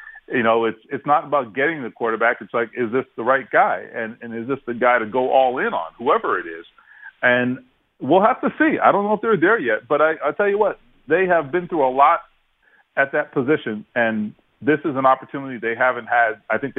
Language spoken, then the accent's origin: English; Florida, United States; I grew up a Dolphins fan growing up in South Florida.